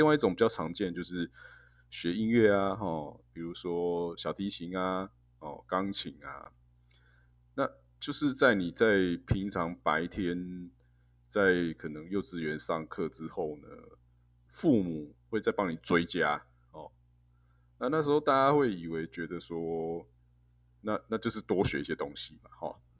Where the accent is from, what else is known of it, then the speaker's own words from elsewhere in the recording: Taiwan; 我们台湾人就开始加班了